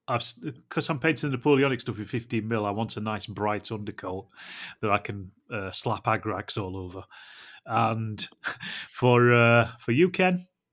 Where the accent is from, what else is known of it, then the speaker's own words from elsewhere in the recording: Yorkshire and the Humber, United Kingdom; I'm a Yorkshireman